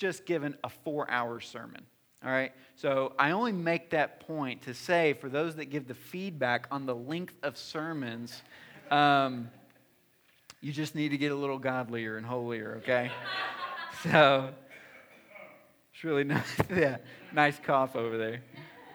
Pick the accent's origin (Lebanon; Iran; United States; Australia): United States; the South; moved away; I'm from the South